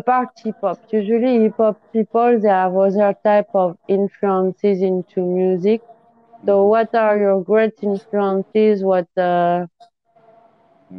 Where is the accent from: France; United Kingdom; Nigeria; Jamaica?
France; English is a second language; I'm from France